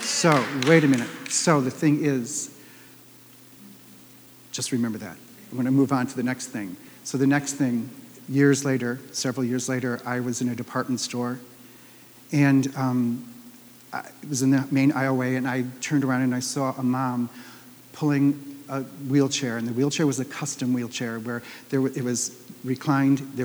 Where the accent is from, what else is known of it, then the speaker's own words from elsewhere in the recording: Detroit, Michigan, United States; also born or lived in Minneapolis; I moved home back from Minneapolis to Detroit